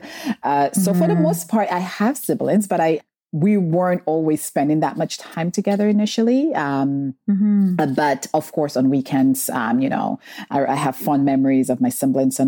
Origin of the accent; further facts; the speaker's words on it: St. Lucia; I grew up in St. Lucia, and the area we grew up in, we're just surrounded by nature